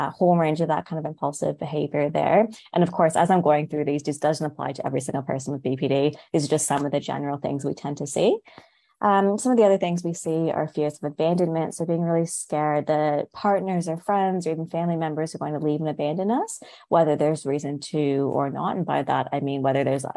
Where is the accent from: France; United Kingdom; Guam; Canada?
Canada; moved away as an adult; now in Wollongong, Australia; I'm originally from Canada, so I've moved here about 5 years ago